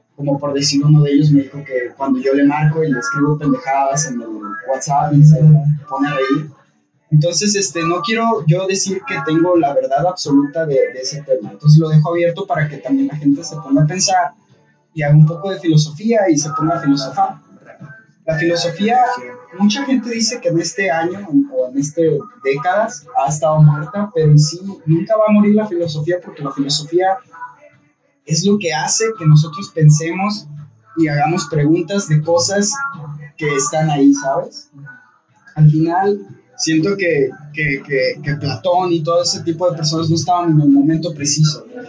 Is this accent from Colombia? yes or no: yes; Bogotá, Colombia; Yo soy de Bogotá, la capital.